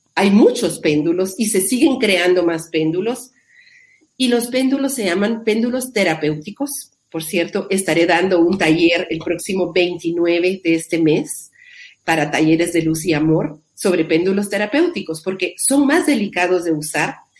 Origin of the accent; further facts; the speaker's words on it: Guatemala; yo vivo en Guatemala, soy guatemalteca